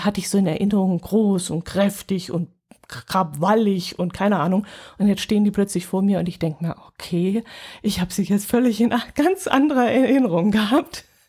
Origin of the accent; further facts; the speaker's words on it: Northern Germany, Germany; aus dem Norden